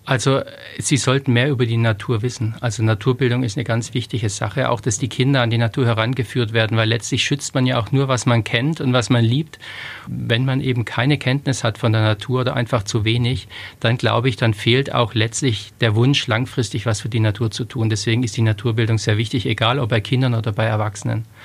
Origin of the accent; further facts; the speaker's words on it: Stuttgart, Baden-Württemberg, Germany; moved away; also born or lived in Lower Franconia; ich bin in Stuttgart geboren und da hat's natürlich im Speckgürtel von Stuttgart hat's schon viel Wald